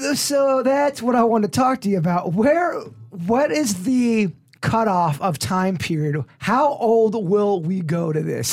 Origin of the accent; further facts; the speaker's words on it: Palm Beach Gardens, Florida, United States; I was born and raised in the Lake Park, Palm Beach Gardens, Northern County area